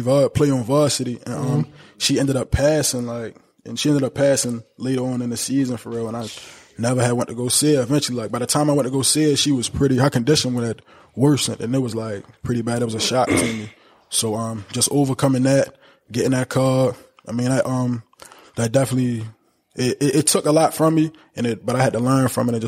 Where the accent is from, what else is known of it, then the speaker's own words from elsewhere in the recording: Baltimore, Maryland, United States; Growing up in Baltimore